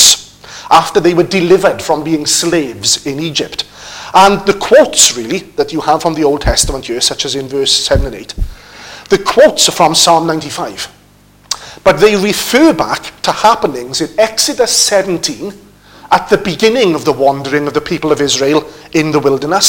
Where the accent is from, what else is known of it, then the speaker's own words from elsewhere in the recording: United Kingdom; also born or lived in Wrexham; being British people